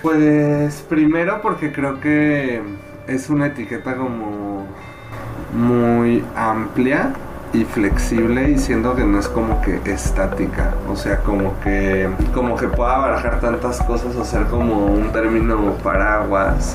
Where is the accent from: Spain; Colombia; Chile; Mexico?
Mexico; León, Guanajuato; now in Guadalajara, Mexico; yo crecí en León, Guanajuato, que es una ciudad bastante conservadora